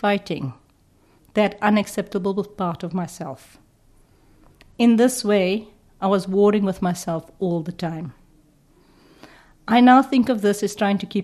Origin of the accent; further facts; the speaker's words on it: South Africa; me growing up in apartheid South Africa